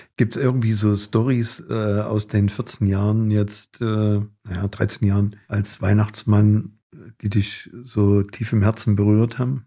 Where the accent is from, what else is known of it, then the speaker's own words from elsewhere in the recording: Gera, Thuringia, Germany; hier bei uns in Gera